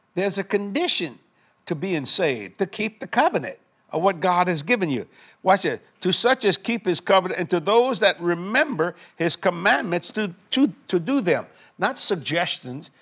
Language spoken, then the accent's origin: English; South Louisiana, United States; I'm just a Cajun boy from South Louisiana